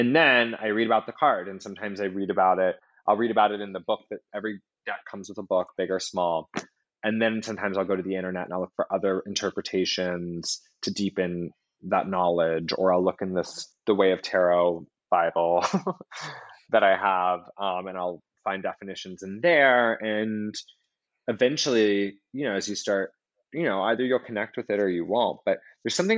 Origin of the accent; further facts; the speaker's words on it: Atlanta, Georgia, United States; also born or lived in New York City; now in Los Angeles, United States; Atlanta, where I grew up